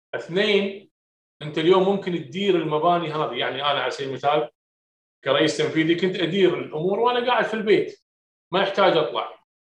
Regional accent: Kuwait; هنا عندنا في الكويت

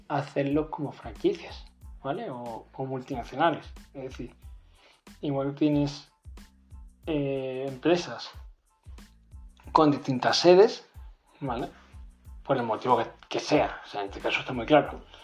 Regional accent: Málaga, Andalusia, Spain; soy de Málaga

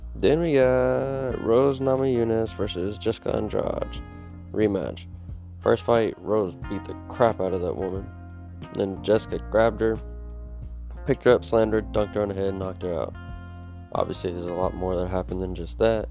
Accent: Dallas, Texas, United States; I'm from Dallas

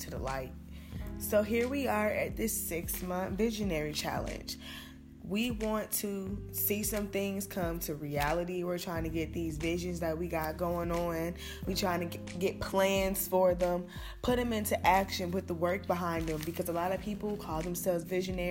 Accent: Chicago, Illinois, United States; I'm from Chicago

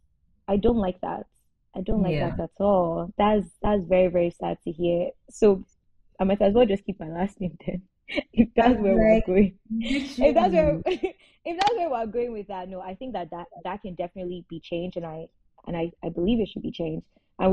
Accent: Nigeria; also born or lived in Kwara; Now, at this point, I say I'm Edo Yoruba. That's how I introduce myself to the world, because I am both.

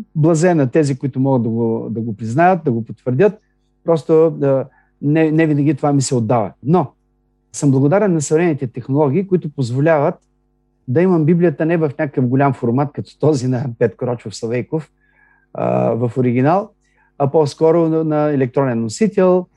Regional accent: Bulgaria; ние сме така с ясното съзнание, като българи, че сме християни

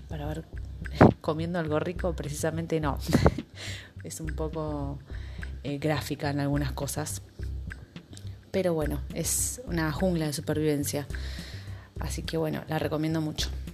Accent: Argentina; mi país, en Argentina

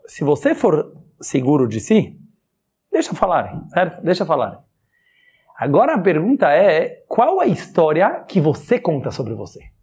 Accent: Brazil; todos nós aqui somos brasileiros

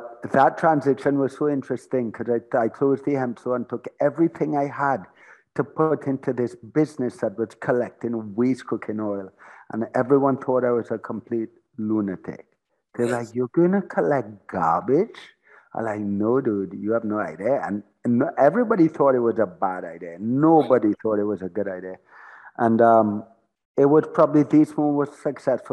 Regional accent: Trinidad & Tobago; also born or lived in Florida; I was born in Trinidad. I lived pretty much my whole life in Trinidad.

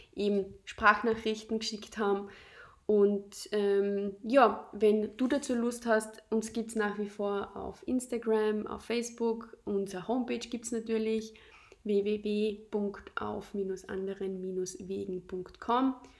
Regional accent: Austria; in unsere Heimat

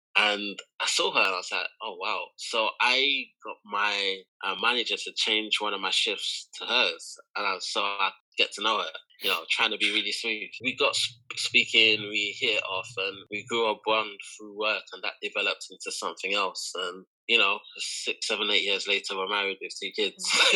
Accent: Kent, South East England, United Kingdom; also born or lived in London (Elephant and Castle); I was born in London, Guy's Hustle or London Bridge. So I'm a South London boy. Grew up in Elephant and Castle. And my parents were relocated from Nigeria to the UK. So it kind of started with them. And when I was around 7, 8, we kind of moved out of London to Kent

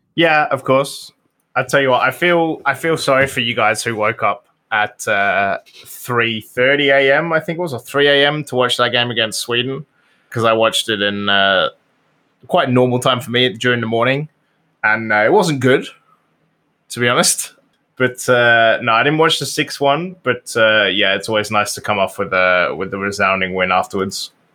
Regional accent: United Kingdom; I'm British

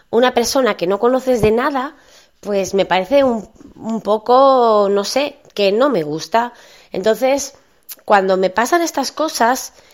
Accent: northern Spain, Spain; a lo mejor yo, como soy del norte de España, a lo mejor soy más, soy más fría o lo que sea

